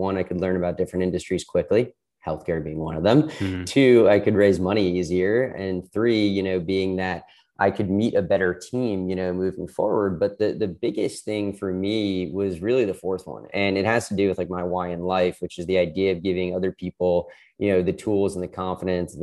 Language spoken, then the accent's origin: English; outside of Boston, Massachusetts, United States; moved away as an adult; also born or lived in Miami; I was born and raised outside of Boston